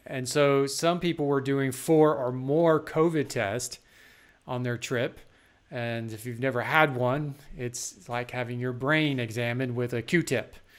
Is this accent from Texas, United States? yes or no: yes; Texas, United States; now in South Carolina, United States; growing up in Texas